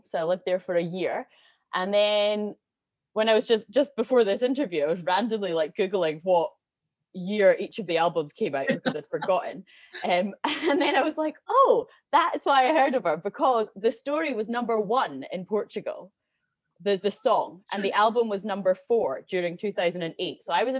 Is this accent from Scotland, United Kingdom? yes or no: yes; Edinburgh, Scotland, United Kingdom; Yeah, so I'm from Edinburgh originally.